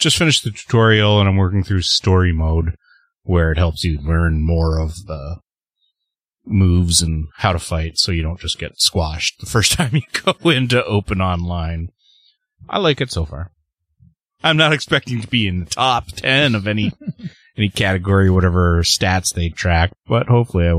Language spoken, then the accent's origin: English; Canada; I'm the Canadian